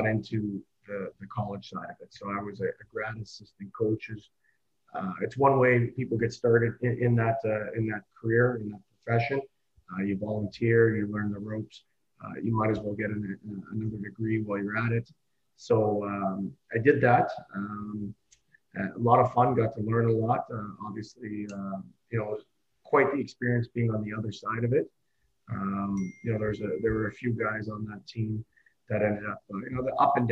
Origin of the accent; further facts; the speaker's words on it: Oakville, Ontario, Canada; I grew up in Oakville